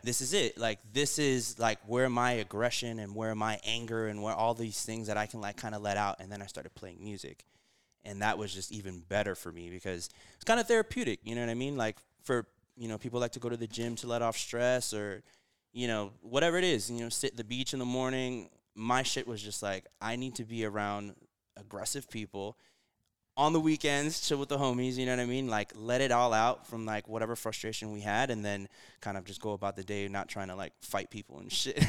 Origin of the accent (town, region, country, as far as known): Miami, Florida, United States; born or raised there; also born or lived in Puerto Rico